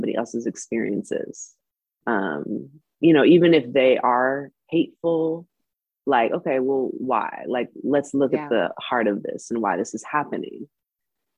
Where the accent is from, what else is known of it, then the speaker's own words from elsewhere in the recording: Bay Area, California, United States; moved away as an adult; also born or lived in Cuba / Los Angeles, United States; grew up in the Bay Area